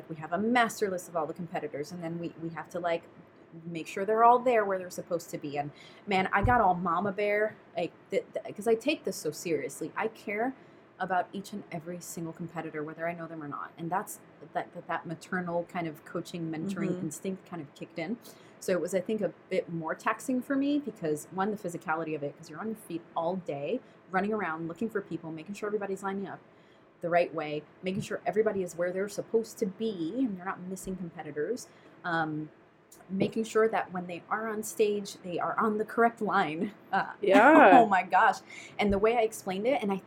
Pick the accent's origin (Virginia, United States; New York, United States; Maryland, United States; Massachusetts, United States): New York, United States; now in Southern California, United States; I'm a New Yorker